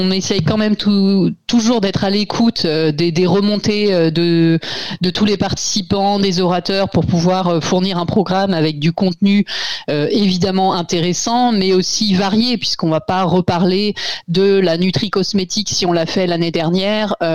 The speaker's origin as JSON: {"language": "French", "region": "Brittany", "country": "France", "said": "je suis bretonne"}